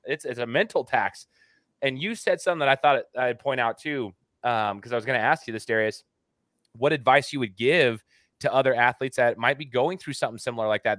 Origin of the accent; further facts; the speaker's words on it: Idaho, United States; Where I reside is in Idaho, right? I'm from Idaho